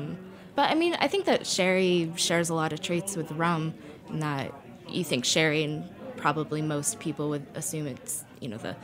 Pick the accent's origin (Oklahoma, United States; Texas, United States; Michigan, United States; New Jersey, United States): Oklahoma, United States; Norman; That's my hometown.